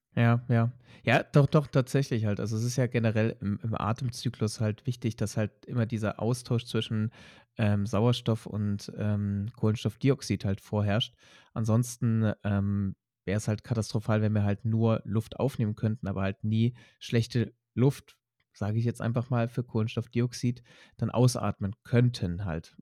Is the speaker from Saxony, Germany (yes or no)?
yes; Leipzig, Saxony, Germany; in Sachsen, in Leipzig groß geworden bin